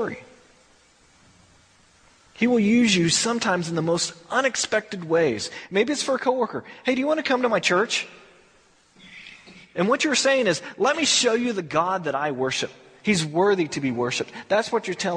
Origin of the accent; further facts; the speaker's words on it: Texas, United States; I'm from Texas